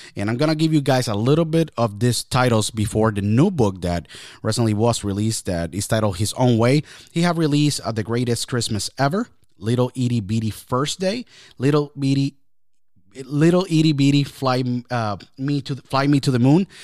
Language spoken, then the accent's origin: English; Puerto Rico; now in Pennsylvania, United States; I was born and raised in Puerto Rico.